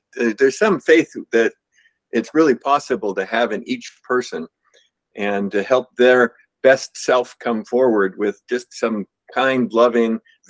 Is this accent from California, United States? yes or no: yes; Northern California, United States; I'm from Northern California